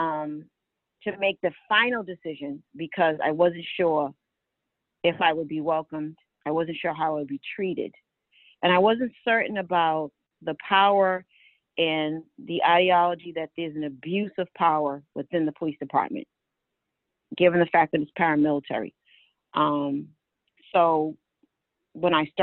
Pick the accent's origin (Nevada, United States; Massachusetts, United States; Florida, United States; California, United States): Massachusetts, United States; Boston; I grew up in Mattapan